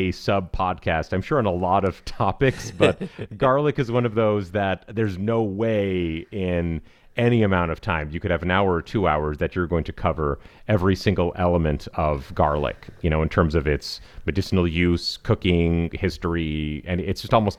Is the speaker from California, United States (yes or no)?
yes; California, United States; but we are from Southern California, so it's very minorly international in that way.